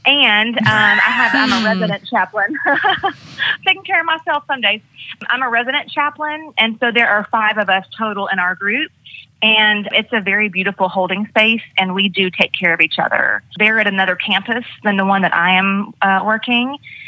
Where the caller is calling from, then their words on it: Gainesville, Georgia, United States; I am in Gainesville, Georgia, getting ready to go to work in the hospital.